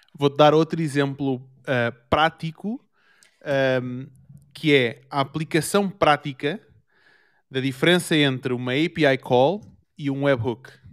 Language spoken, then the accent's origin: Portuguese; Portugal; now in Germany; eu sou de Portugal